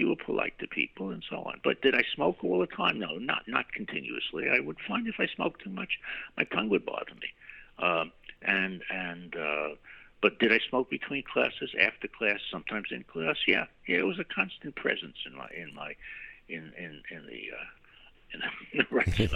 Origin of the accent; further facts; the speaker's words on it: New York City, New York, United States; also born or lived in Brooklyn / Queens / Great Neck; I was born in Manhattan and returned to Manhattan